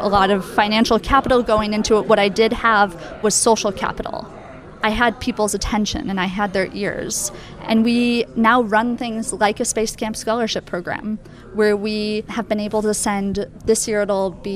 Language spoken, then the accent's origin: English; Twin Cities, Minnesota, United States; I grew up in the Twin Cities in Minnesota